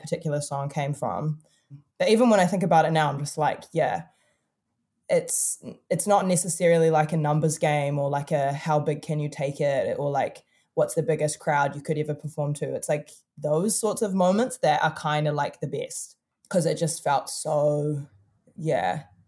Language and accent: English; Auckland, New Zealand; we're really from Auckland City. Like, I was born in this tiny ass country